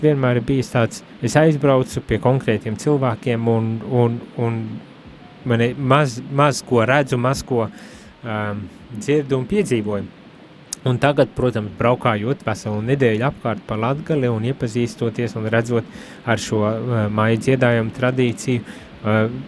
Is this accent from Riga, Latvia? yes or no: yes; Riga area, Latvia; also born or lived in Courland; es no Rīgas puses un sevi vairāk par kurzemnieku uzskatu